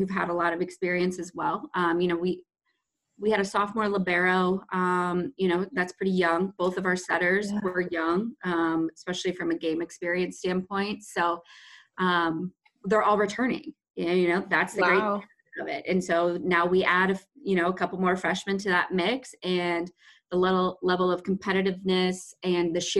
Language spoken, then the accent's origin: English; Midwest, United States; moved away as an adult; also born or lived in Maine / Mississippi; I'm from the Midwest. So both were very different from, you know, what I grew up around.